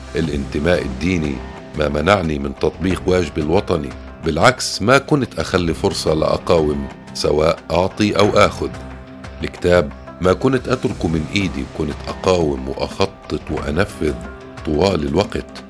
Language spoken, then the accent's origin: Arabic; Nablus, West Bank, Palestine; أنا فلسطيني مواليد نابلس وبالتحديد سنة السبعة وسبعين عشت على جبل جرزيم